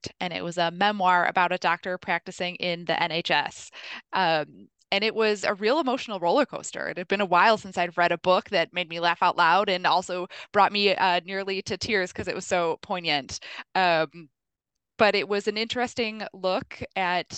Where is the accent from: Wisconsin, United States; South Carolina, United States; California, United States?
Wisconsin, United States; Milwaukee; my hometown. One of my favorite places to visit is Milwaukee's Third Ward